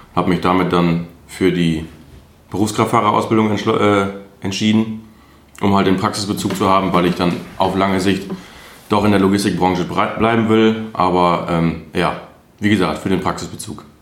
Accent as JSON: {"language": "German", "town": "Altenberge", "region": "North Rhine-Westphalia", "country": "Germany", "moved": "as an adult", "lives_now": "Diepholz, Germany"}